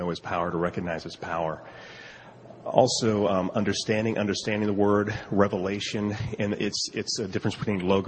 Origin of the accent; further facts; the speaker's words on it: Colorado, United States; We're from Colorado